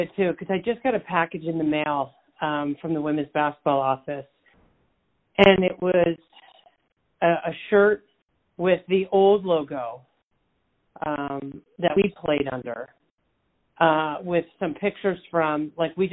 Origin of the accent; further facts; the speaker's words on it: Bucks County, outside Philadelphia, Pennsylvania, United States; moved away; Bucks County, where I grew up